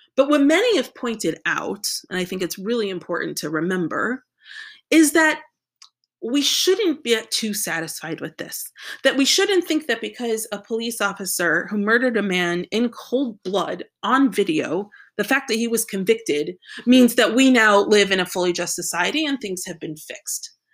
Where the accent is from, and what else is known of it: United States